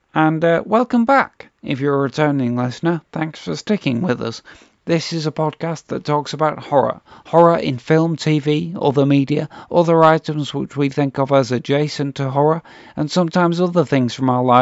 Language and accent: English; Oldham, North West England, United Kingdom; I'm from Oldham